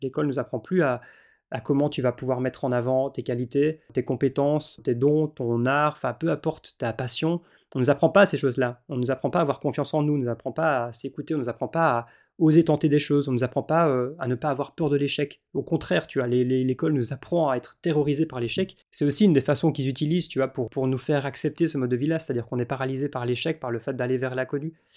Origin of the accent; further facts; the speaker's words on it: Belgium; en tant que belge